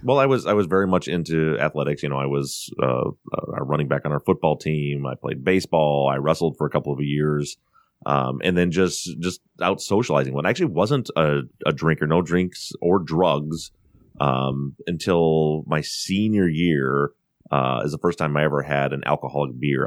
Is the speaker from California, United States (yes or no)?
no; Buchanan, Michigan, United States; moved away as an adult; also born or lived in Colorado; born and raised in the town of Buchanan, Michigan, which is a very small town, a population of about five thousand people in the very southwest corner of Michigan